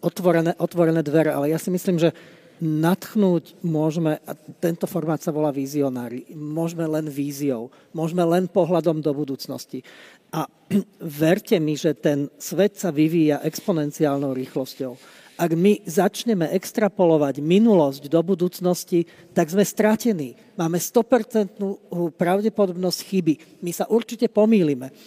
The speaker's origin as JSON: {"language": "Slovak", "country": "Slovakia"}